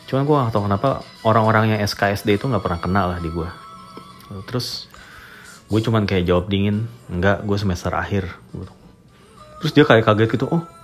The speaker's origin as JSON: {"language": "Indonesian", "country": "Indonesia", "said": "gue orang Indonesia lah gue gitu iya Indonesia gitu"}